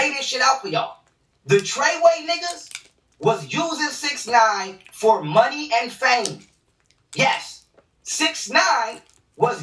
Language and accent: English; New York, United States; I'm from New York